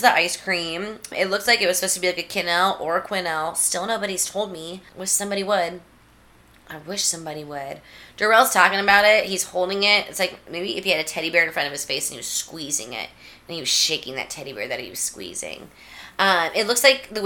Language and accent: English; United States